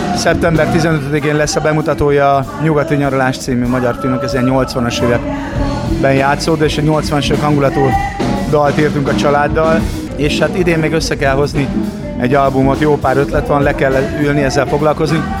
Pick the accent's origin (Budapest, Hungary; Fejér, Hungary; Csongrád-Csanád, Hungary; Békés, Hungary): Csongrád-Csanád, Hungary; Szeged; Szegedi vagyok